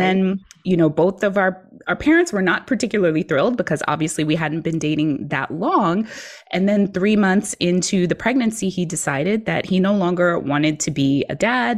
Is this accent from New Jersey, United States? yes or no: no; New York City, New York, United States; moved away as an adult; also born or lived in Virginia; I grew up in New York City, so I was used to just taking the train everywhere